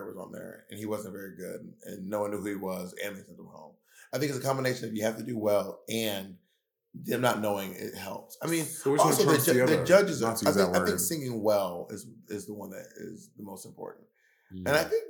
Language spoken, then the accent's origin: English; New York, United States; But, well, I'm from New York. Well, I'm from New York.